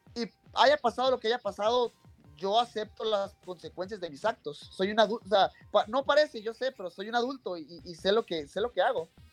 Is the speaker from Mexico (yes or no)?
yes; Mexico; soy mexicano